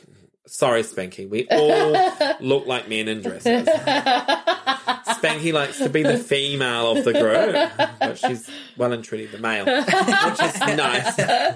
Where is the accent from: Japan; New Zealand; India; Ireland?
New Zealand; moved away; also born or lived in Sydney; Yes, I grew up in Aotearoa.